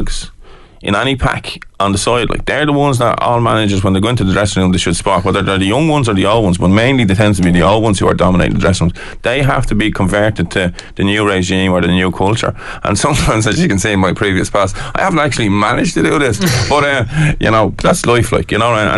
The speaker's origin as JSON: {"language": "English", "country": "Ireland", "said": "we're Irish"}